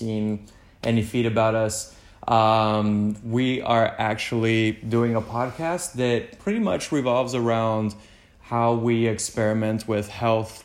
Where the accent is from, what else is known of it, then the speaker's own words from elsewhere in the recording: Mexico; also born or lived in Houston, United States; now in Los Angeles, United States; I was born in Houston. I was raised in Mexico my whole life. And now I am based